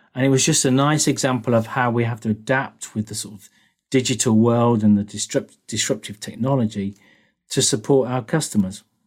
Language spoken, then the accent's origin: English; United Kingdom; moved away; also born or lived in Germany / Sweden / United States; as you can probably hear, I'm a Brit.